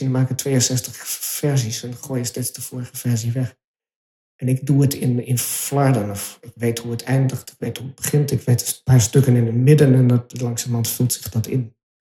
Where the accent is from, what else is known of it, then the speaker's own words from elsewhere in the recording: Utrecht, Netherlands; moved away; En toen ik in Overvecht opgroeide, kwam daar wonen toen ik drie was